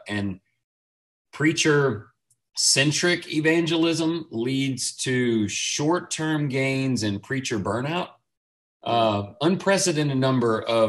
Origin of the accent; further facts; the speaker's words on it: Houston, Texas, United States; now in Lindale, United States; I was born in Houston, Texas. I've been in the state of Texas pretty much my whole life as far as residence goes